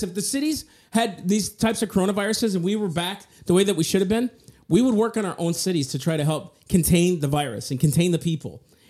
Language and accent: English; United States; I was born in America